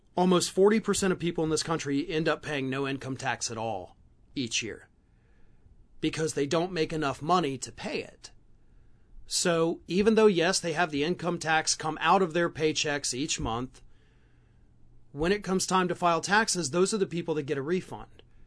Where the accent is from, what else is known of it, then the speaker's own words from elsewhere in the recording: Florida, United States; my home state of Florida